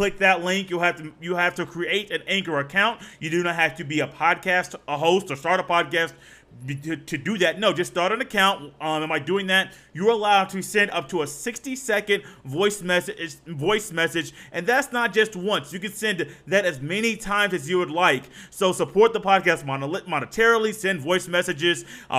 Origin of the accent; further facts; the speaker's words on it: Indiana, United States; Let's go ahead and take a trip to the Bay, because I'm from Indiana.